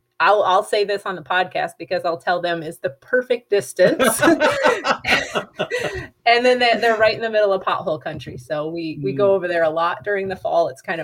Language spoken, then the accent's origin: English; Michigan, United States; moved away as an adult; also born or lived in Upper Peninsula, Michigan; now in North Dakota, United States; I'm a Michigander, although I'm not a, you know, native Uper, although, you know, did go to college up in the UP at Lake Superior State. So I like to think I'm an adopted Uper.